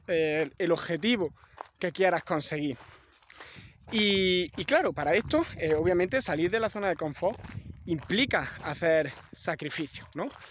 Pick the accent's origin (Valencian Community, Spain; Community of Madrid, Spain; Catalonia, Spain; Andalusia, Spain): Andalusia, Spain; soy andaluz